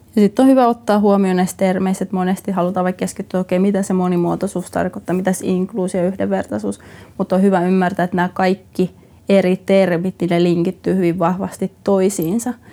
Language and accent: Finnish; Finland; also born or lived in Jyväskylä / Orimattila / Lahti / United States; me kasvettiin Lahdessa, Jyväskylä, Orimattila-alueella